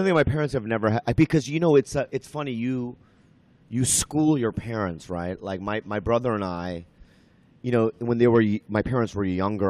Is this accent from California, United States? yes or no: yes; San Diego, California, United States; also born or lived in Minnesota; I grew up in Minnesota and then San Diego. And I lived in San Diego pretty much all my life.